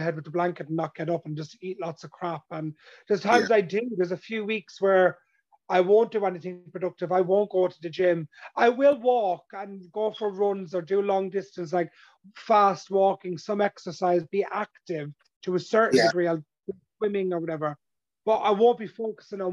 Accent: Ireland; where I grew up in my hometown and my community, and I grew up in an Irish traveler, gypsy background

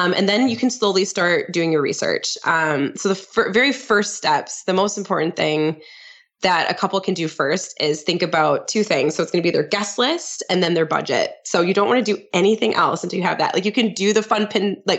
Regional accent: St. Croix Falls, Wisconsin, United States; my hometown in St. Croix Falls, Wisconsin

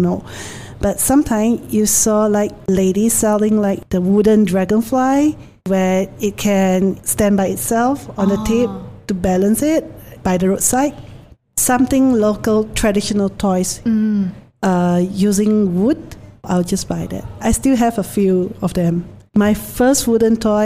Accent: Penang, Malaysia; I'm from Penang

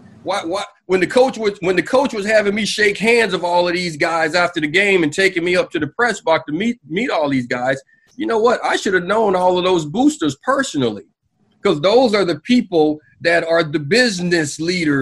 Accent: Anniston, Alabama, United States; I'm from the South, man. I'm from Anniston, Alabama

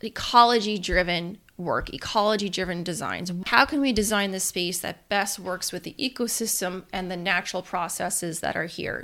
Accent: Peekskill, New York, United States; also born or lived in Pleasantville, New York; I actually was born and raised in Westchester County

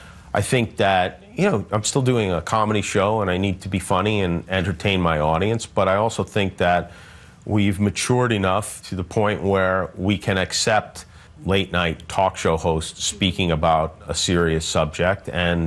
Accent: United States; I'm an American. That's who I am.

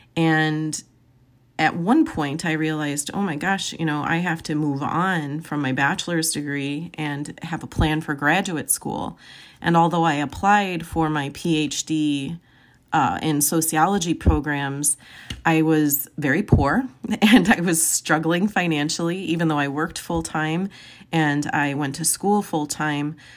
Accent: Joliet, Illinois, United States; I was born and raised in Joliet, Illinois

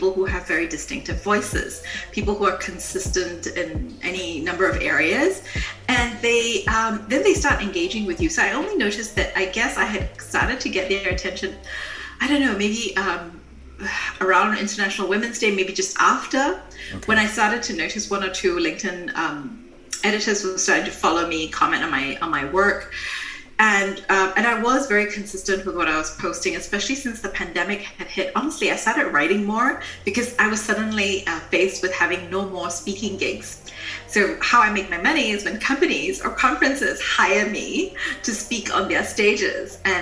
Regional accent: Singapore; moved away as an adult; now in Germany; I'm from Singapore, and I live in Germany because my husband's a German diplomat, and we move around the world a lot.

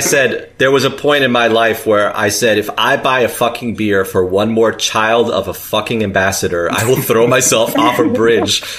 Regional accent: New York City, New York, United States; I'm from New York City

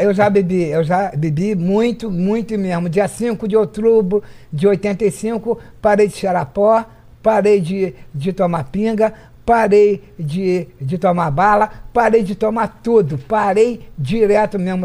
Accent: Petrópolis, Rio de Janeiro, Brazil; nasci em Petrópolis

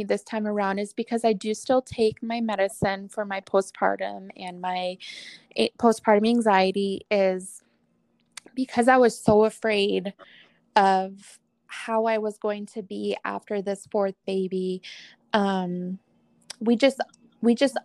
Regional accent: Wisconsin, United States; moved away; I'm originally from Wisconsin.

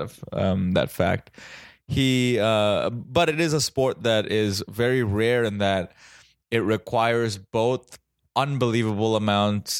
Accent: Mumbai, Maharashtra, India; now in United States; I grew up in Mumbai in India

